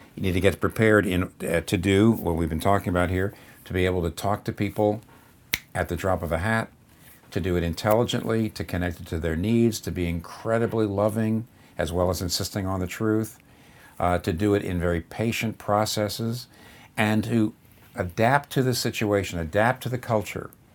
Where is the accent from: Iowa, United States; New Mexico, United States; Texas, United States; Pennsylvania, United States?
Pennsylvania, United States; up here in the Northeast where I'm from, I'm from Pennsylvania